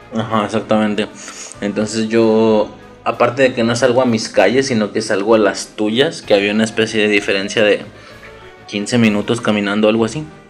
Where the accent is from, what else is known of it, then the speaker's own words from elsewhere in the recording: Mexico; Hablo de México, somos de México